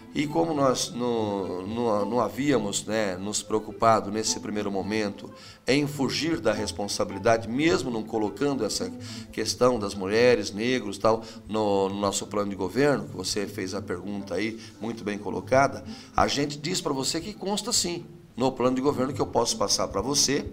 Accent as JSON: {"language": "Portuguese", "country": "Brazil", "said": "nós brasileiros"}